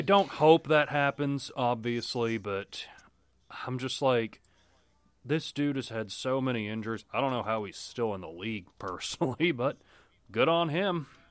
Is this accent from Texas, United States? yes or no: yes; near Dallas, Texas, United States; Growing up near Dallas all my life